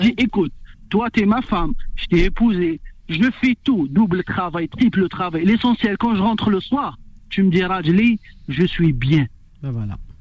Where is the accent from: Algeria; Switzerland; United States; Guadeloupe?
Algeria; Algiers, Algiers Province; moved away as an adult; now in France; moi je suis d'Alger, j'ai quitté Alger